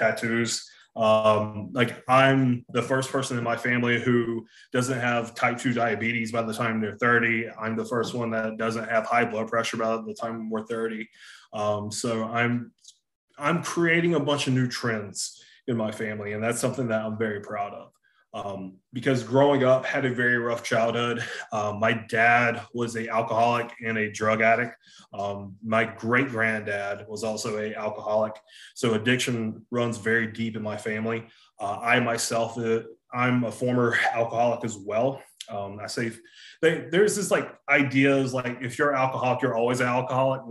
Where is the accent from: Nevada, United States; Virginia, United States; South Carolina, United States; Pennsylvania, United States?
South Carolina, United States; Hartsville; accent: Southern; I'm from South Carolina, from a small town called Hartsville, South Carolina